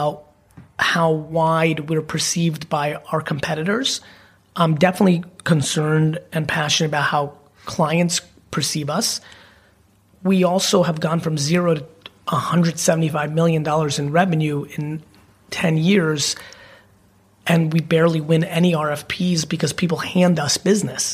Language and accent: English; New Jersey, United States; I'm definitely a Jersey boy and I'm even American to Americans